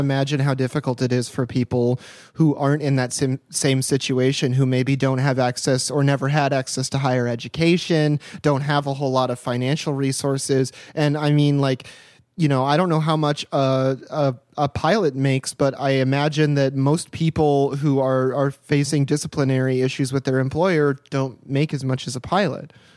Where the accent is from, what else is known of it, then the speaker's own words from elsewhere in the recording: United States; I'm an American living in America, podcasting from America